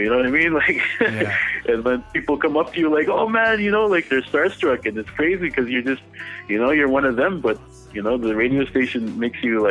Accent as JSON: {"language": "English", "area": "Little Saskatchewan First Nation", "region": "Manitoba", "country": "Canada", "tie": "born or raised there", "moved": "yes", "lives_now": "Winnipeg, Canada", "said": "I'm Anishinaabe from the Little Saskatchewan First Nation in Manitoba. I was born in Winnipeg, but I was raised on the res"}